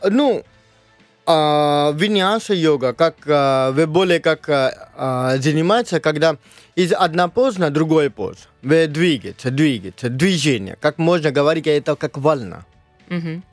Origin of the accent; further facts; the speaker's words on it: Mumbai, Maharashtra, India; first language Marathi; Russian is a second language; now in Russia; я из Мумбай, штат Махараштра, и наш язык мараки